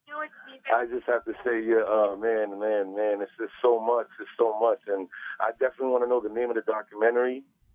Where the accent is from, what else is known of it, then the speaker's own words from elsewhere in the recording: New York, United States; I'm Haitian American. I was born in New York.